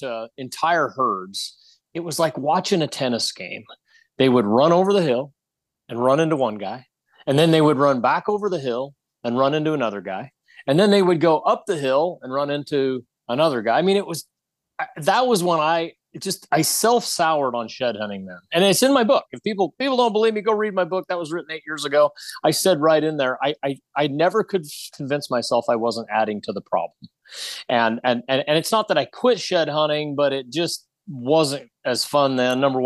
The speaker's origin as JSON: {"language": "English", "town": "Iona", "region": "Idaho", "country": "United States", "tie": "born or raised there", "said": "My hometown, Iona, Idaho"}